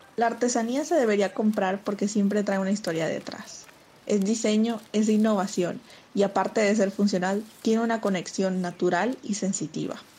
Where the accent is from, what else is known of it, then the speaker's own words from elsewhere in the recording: Usiacurí, Atlántico, Colombia; Vivo y soy del municipio de Usiacurí, Atlántico